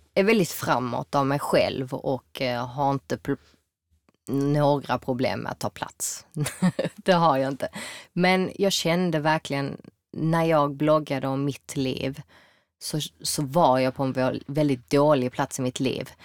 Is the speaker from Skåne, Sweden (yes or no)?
yes; Malmö, Skåne, Sweden; also born or lived in New York; jag är född och uppväxt här i Malmö